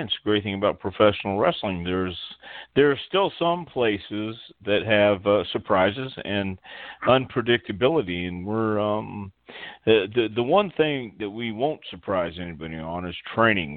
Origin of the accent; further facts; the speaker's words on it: Texas, United States; I grew up in Texas, in West Texas, and then then we moved to East Texas when I was ten years old